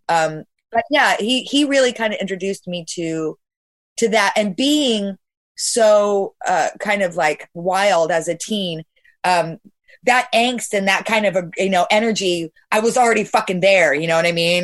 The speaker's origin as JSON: {"language": "English", "area": "Bay Area", "region": "California", "country": "United States", "said": "I'm from the Bay Area"}